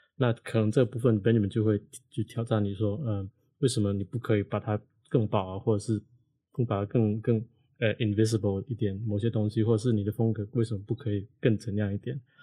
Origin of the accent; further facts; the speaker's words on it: Hong Kong; now in Taiwan; 我不是台湾的学校出来的学生嗯。因为我是香港人嘛